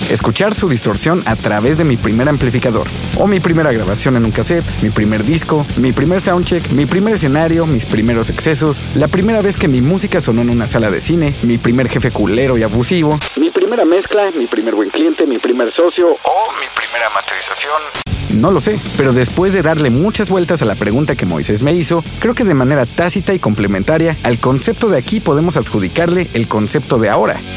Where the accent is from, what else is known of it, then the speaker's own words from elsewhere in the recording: Mexico City, Mexico; Yo, por ejemplo, nací y crecí aquí, en la Ciudad de México